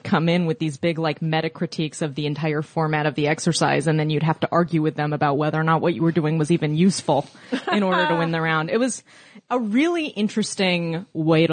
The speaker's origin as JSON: {"language": "English", "town": "Oakland", "region": "California", "country": "United States", "tie": "born or raised there", "said": "I'm from the East Bay. I went to a very, expensive private school in Oakland"}